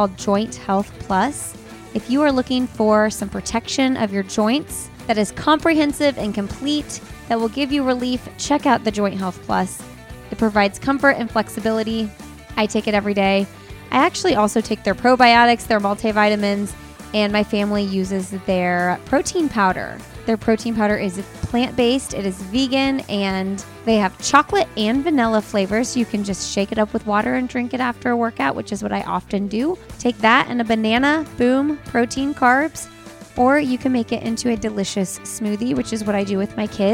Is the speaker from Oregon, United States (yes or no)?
no; Bloomington, Indiana, United States; moved away as an adult; now in Raleigh, United States; I grew up in Bloomington, went to IU. Then I lived in Indianapolis like my entire adult life until this past summer